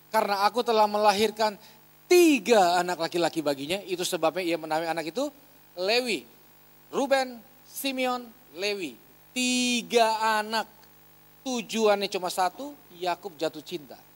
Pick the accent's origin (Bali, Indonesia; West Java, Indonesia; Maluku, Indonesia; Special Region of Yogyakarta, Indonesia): Maluku, Indonesia; Ambon; Saya asli Ambon, mama Manado.